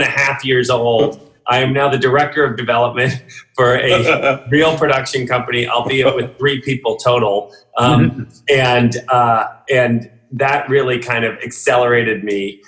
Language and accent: English; New York City, New York, United States; growing up in New York City